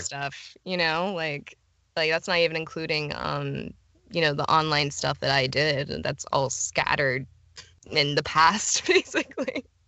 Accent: Florida, United States; I was born and raised in Florida

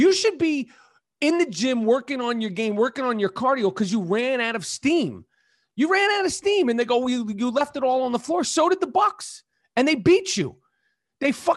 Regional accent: New York City, New York, United States; growing up on the Upper East Side of Manhattan

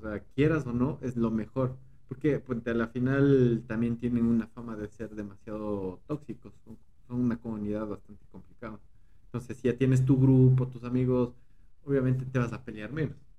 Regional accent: Quito, Pichincha, Ecuador; now in State of Mexico, Mexico; Soy, soy, soy de Ecuador, soy de Ecuador, soy de Quito, Ecuador

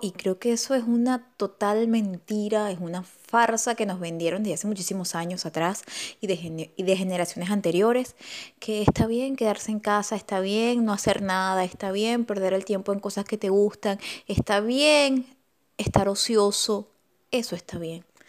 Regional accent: Venezuela; moved away as an adult; now in Argentina; soy venezolana y radico en Argentina desde hace tres años

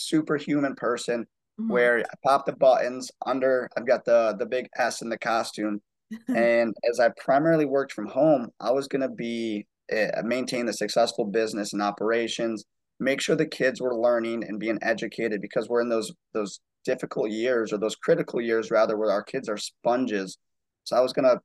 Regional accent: Muskegon, Michigan, United States; moved away as an adult; now in Charleston, United States; I'm originally actually from West Michigan in a town called Muskegon, which is just outside of Grand Rapids

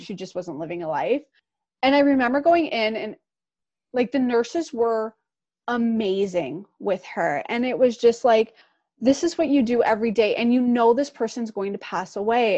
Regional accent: Pickering, Ontario, Canada; we both grew up in Durham region. I grew up in Pickering.

